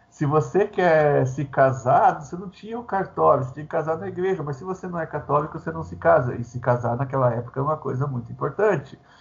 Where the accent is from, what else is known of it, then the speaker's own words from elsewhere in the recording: Paraná, Brazil; aqui no meu estado, né, eu sou do Paraná